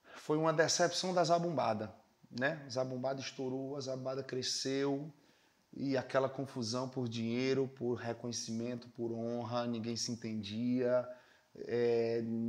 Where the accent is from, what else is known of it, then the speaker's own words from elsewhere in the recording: Fortaleza, Ceará, Brazil; also born or lived in Campina Grande, Paraíba; Eu sou de Campina Grande, na Paraíba, né? E saí de Campina Grande com oito anos para morar aqui em Fortaleza.